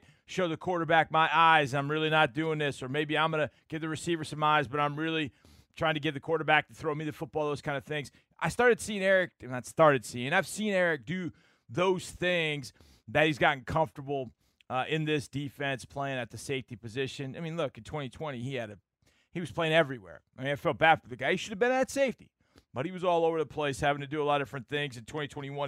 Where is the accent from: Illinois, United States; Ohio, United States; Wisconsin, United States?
Wisconsin, United States; now in Houston, United States; Houston is my home, but I was born in Wisconsin.